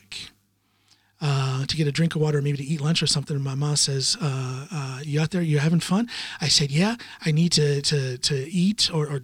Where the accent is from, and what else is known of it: Norton, Ohio, United States; born or raised there; moved away as an adult; also born or lived in Akron, Ohio; now in Norway